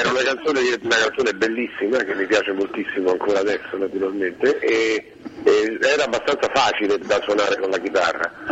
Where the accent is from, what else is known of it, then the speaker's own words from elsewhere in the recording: Rome, Lazio, Italy; also born or lived in Pescara; Io avevo due anni quando sono partito da Roma e ne avevo nove quando sono